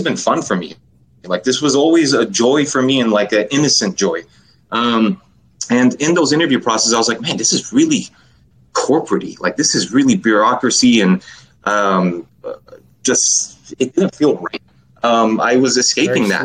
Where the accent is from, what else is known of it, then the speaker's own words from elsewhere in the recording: Los Angeles, California, United States; I was born and raised. I grew up in Los Angeles.